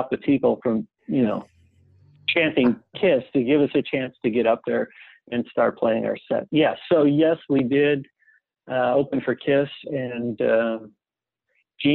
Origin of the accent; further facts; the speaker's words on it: Cleveland, Ohio, United States; Eric and I are not only from the same city, but from the same high school